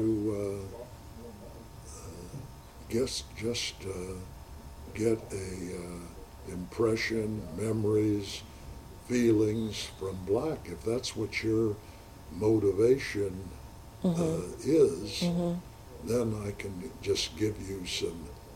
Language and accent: English; St. Louis, Missouri, United States; I'm 87 years old. I was born in St. Louis